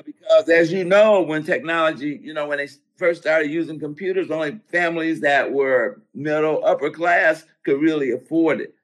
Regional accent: Roseville, United States; I come from Roseville. That's where I went to school

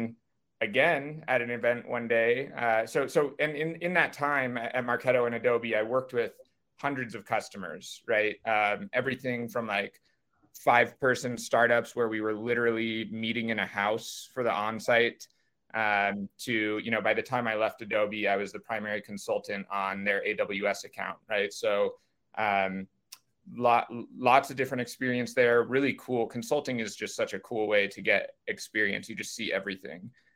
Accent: Silicon Valley, California, United States; I was raised in Silicon Valley

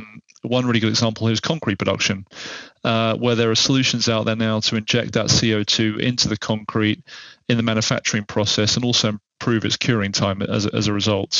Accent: England, United Kingdom; as an Englishman

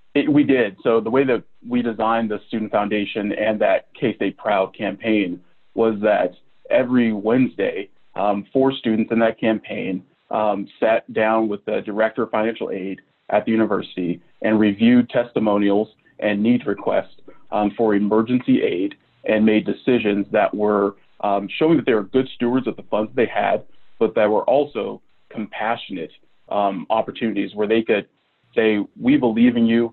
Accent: Manhattan, Kansas, United States; moved away as an adult; also born or lived in Madison, Wisconsin / Oklahoma; I grew up in the Little Apple.

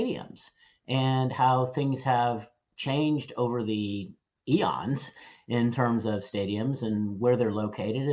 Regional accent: Houston, Texas, United States; my hometown of Houston

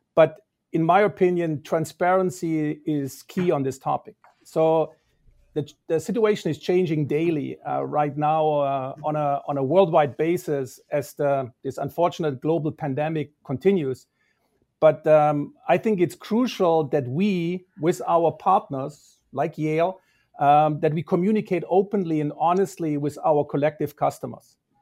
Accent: Balingen, Baden-Württemberg, Germany; moved away as an adult; also born or lived in Toronto, Canada; now in United States; the town where the company was founded, which is Balingen. And that's actually my hometown.

